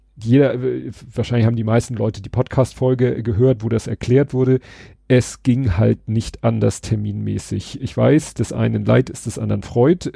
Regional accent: Hamburg, Germany; ich bin Hamburger oder wir sind alle Hamburger

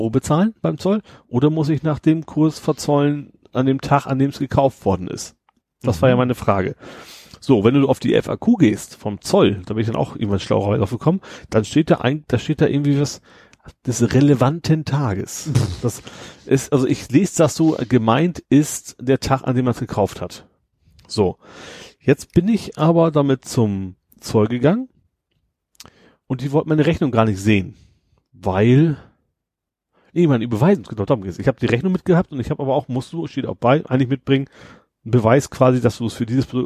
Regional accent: Lower Saxony, Germany; ich komme aus Friesland.

